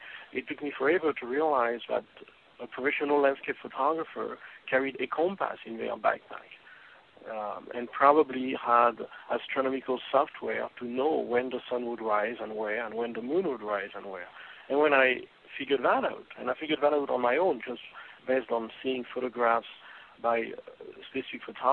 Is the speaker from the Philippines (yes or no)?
no; France; moved away; when I was growing up in France